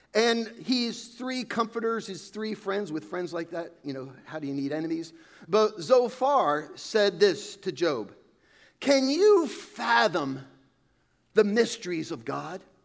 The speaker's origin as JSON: {"language": "English", "town": "Califon", "region": "New Jersey", "country": "United States", "tie": "born or raised there", "said": "Growing up in Califon, we had this neighbor"}